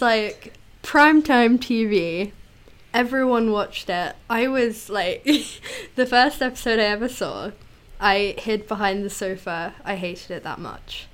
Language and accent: English; United Kingdom; as a British child